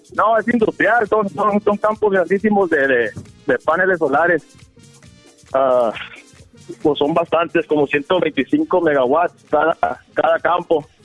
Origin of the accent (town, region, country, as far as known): Mexicali, Baja California, Mexico